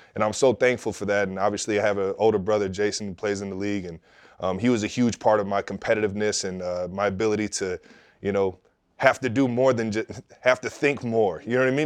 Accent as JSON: {"language": "English", "town": "Cleveland Heights", "region": "Ohio", "country": "United States", "tie": "born or raised there", "said": "growing up in Cleveland Heights, you got such a melting pot of people"}